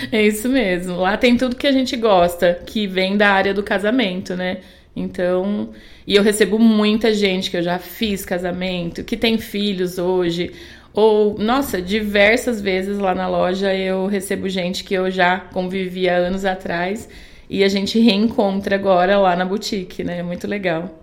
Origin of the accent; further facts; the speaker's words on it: a small town near Bauru, São Paulo, Brazil; now in Indaiatuba, Brazil; lá a cidade que, ele, que eles moravam, que a gente morava, era do lado de Bauru, muito pequena